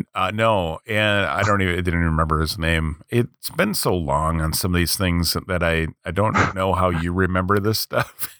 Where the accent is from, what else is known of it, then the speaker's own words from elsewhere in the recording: United States; I'm American.